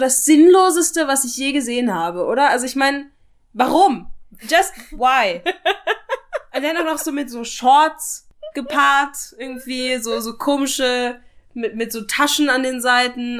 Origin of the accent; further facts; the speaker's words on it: Saxony, Germany; ich als halbe Thüringerin, mhm. die in Sachsen aufgewachsen ist